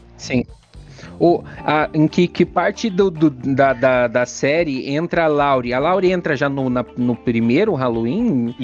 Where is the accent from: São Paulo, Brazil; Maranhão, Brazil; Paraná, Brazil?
Paraná, Brazil; Curitiba; eu sou de Curitiba